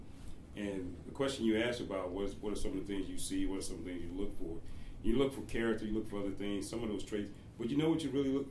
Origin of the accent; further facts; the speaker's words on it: Laurel, Mississippi, United States; moved away as an adult; now in North Carolina, United States; I'm from South Mississippi, Laurel, Mississippi to be exact